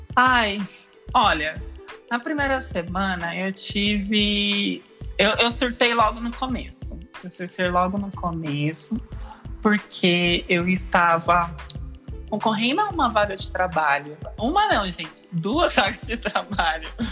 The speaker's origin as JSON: {"language": "Portuguese", "town": "Osasco", "region": "São Paulo", "country": "Brazil", "tie": "born or raised there", "moved": "as an adult", "lives_now": "São Paulo, Brazil", "said": "Vivi quase toda a minha vida em Osasco, eu sou de Osasco e agora moro em São Paulo"}